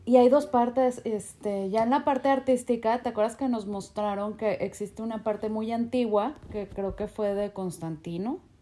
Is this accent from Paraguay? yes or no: no; Mexico; como mexicano entrar a Estados Unidos